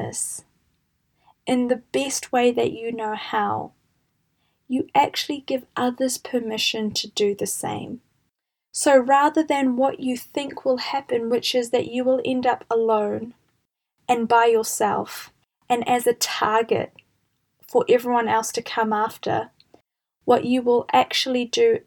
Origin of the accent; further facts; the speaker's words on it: New Zealand; I'm from New Zealand and we have a concept here called the tall poppy syndrome